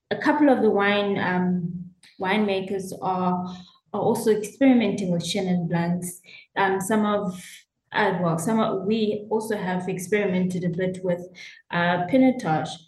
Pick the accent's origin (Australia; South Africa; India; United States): South Africa; I am a South African classic winemaker.